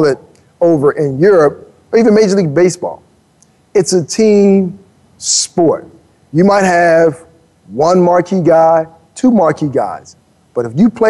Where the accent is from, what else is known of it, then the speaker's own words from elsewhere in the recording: Miami, Florida, United States; I grew up in Miami.